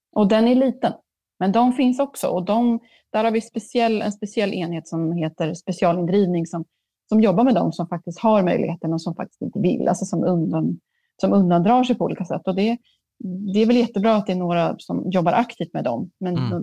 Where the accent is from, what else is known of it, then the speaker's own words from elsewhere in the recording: Sweden; jag är ändå från Sverige